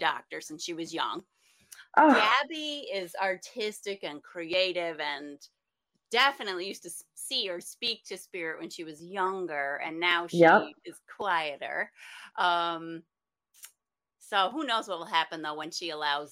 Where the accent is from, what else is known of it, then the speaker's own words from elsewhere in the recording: Sharon Springs, New York, United States; I grew up in Sharon Springs